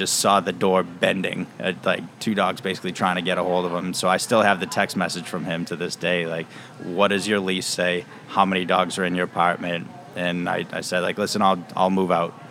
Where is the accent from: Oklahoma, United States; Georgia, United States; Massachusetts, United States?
Massachusetts, United States; Boston; I grew up in Boston.